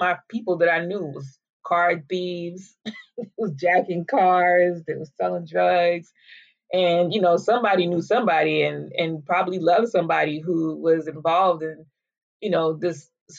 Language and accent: English; New Jersey, United States; also born or lived in New York; I grew up mostly in New Jersey. I was born in New York, but I grew up in New Jersey